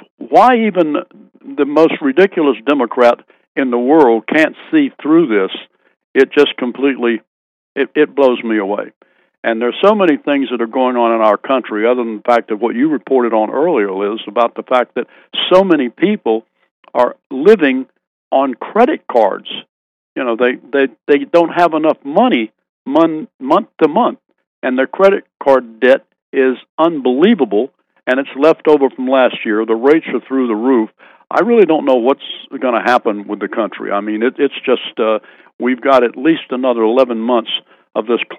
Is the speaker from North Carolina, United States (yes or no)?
yes; North Carolina, United States; I'm being from North Carolina